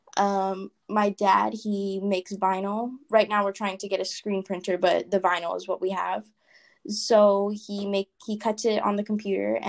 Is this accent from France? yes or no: no; Hawaii, United States; now in Las Vegas, United States; I actually was born in Hawaii.